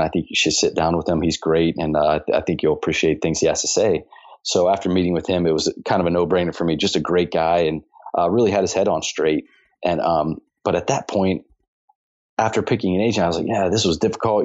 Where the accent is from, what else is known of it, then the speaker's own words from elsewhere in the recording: Dayton, Ohio, United States; also born or lived in Scottsdale, Arizona; now in Cincinnati, United States; I have a lot of family where I grew up in Dayton, Ohio, which is only about 45 minutes from here